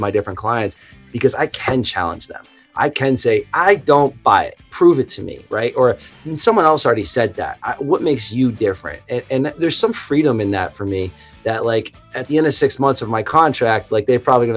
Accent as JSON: {"language": "English", "town": "Nashua", "region": "New Hampshire", "country": "United States", "tie": "born or raised there", "said": "I'm originally from New Hampshire, a little town called Nashua, which is right on the border with Massachusetts. Man, grew up in kind of what I thought was a small town."}